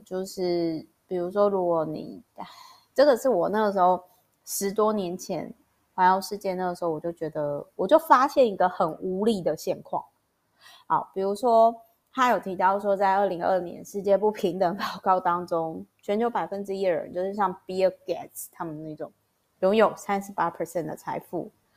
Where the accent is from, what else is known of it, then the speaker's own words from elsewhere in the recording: Taiwan; 我光是出生在台湾，我就已经很感谢啦